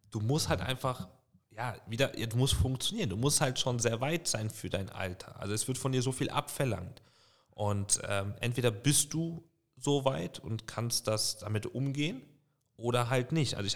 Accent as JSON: {"language": "German", "town": "Bonn", "region": "North Rhine-Westphalia", "country": "Germany", "tie": "born or raised there", "said": "ich bin in Bonn groß geworden, Bonn aufgewachsen äh, und wächst dann nach Lautern. Das war ein riesen Kulturschock."}